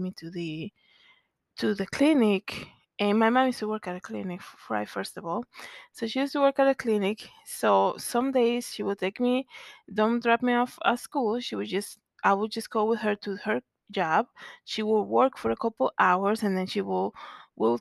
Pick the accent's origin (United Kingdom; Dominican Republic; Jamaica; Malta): Dominican Republic; Santo Domingo, Distrito Nacional; moved away; growing up in Zona Colonial